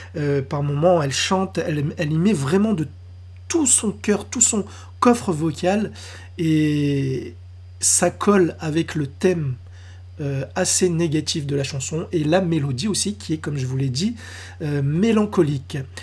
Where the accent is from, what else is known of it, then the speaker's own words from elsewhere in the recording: France; chez nous, en France